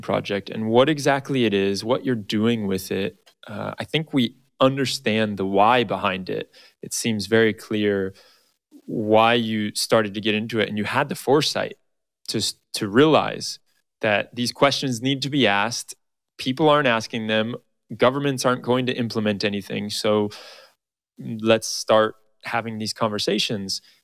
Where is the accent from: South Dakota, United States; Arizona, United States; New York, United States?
Arizona, United States; Arizona, my home state